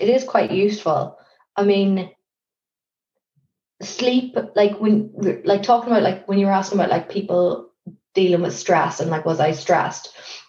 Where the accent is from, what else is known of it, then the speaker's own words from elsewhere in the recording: Ireland; now in London, United Kingdom; I think you can, like, there are certain things you can get away with as an Irish person.